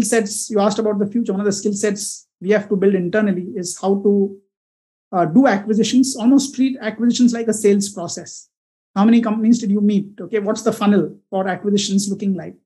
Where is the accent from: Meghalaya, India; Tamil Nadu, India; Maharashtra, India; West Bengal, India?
Maharashtra, India; Mumbai; also born or lived in Pune / New York; I was born in Pune. My mom was from there. But early years were all spent in Bombay, right up till IIT Bombay